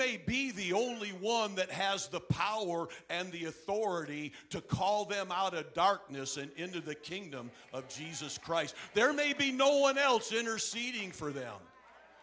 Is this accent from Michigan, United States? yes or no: yes; Flint, Michigan, United States; moved away; also born or lived in Ann Arbor, Michigan; I was born and raised in Michigan, born in Ann Arbor.